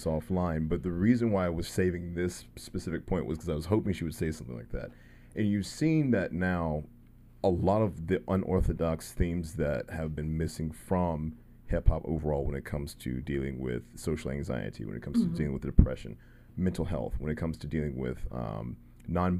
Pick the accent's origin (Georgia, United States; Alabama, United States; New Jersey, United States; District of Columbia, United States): Alabama, United States; I'm from Alabama